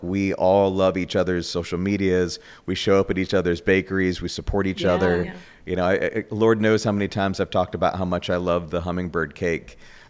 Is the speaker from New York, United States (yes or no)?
yes; New York, United States; now in Orlando, United States; I'm from New York originally